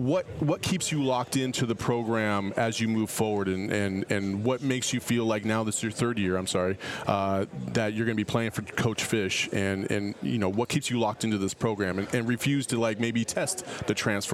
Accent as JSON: {"language": "English", "town": "Tempe", "region": "Arizona", "country": "United States", "tie": "born or raised there", "said": "I'm born and raised in Arizona myself"}